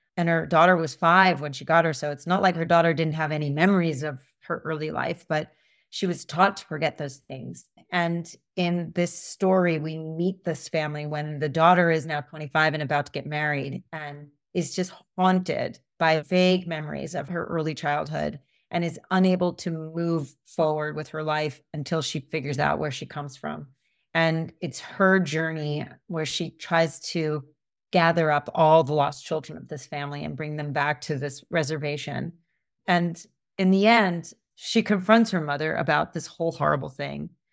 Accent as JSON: {"language": "English", "country": "United States", "tie": "born or raised there", "said": "I grew up in suburbia outside of New York"}